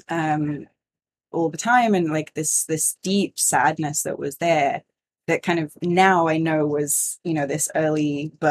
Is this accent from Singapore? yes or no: yes; Singapore; Yeah, so I grew up in Singapore. We moved there in 1992 and it was like super expat life